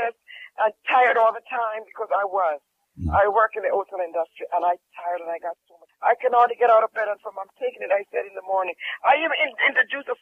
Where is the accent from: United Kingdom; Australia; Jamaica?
Jamaica; I'm from Jamaica